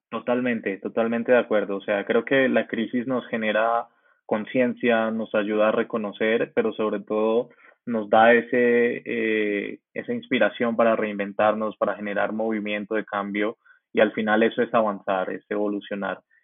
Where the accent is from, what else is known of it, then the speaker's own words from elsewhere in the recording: Colombia; soy un joven colombiano muy apasionado por el emprendimiento digital